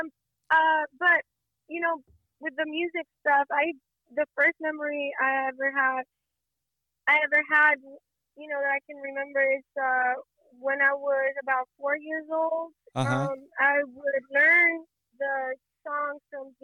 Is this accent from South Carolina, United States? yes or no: no; Las Vegas, Nevada, United States; also born or lived in Fortuna, California / Mexico; I was born in California, Fortuna, California, which is 14 hours away from Las Vegas, up north.